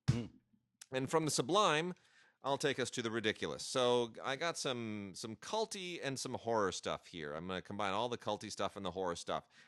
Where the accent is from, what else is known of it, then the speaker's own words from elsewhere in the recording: St. Louis, Missouri, United States; I'm from St. Louis